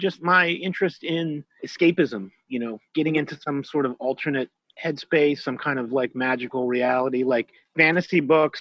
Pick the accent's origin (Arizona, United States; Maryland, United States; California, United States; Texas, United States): Maryland, United States; Baltimore; I went to a lot of sci-fi conventions when I was growing up in Baltimore